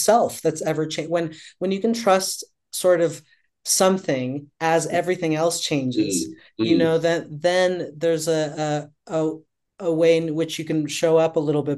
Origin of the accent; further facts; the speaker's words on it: Colombia; now in New York City, United States; I grew up in Colombia during the 80s and 90s